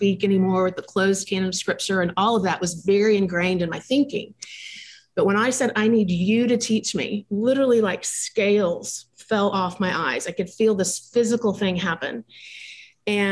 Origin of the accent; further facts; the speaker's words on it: Dallas, Texas, United States; I grew up in in Dallas, Texas